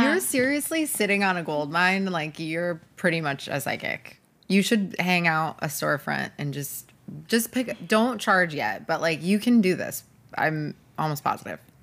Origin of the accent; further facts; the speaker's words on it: Rochester, New York, United States; moved away as an adult; I grew up in Rochester, New York